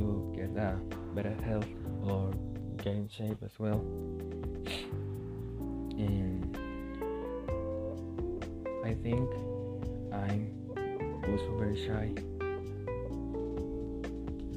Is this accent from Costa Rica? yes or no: yes; Coronado, San José, Costa Rica; I'm from Coronado. Coronado is a small city in the San Jose area